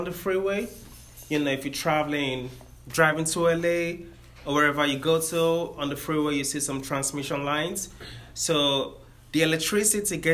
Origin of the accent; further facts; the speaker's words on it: Nigeria; now in Sacramento, United States; I am from Nigeria. That's why I have my accent.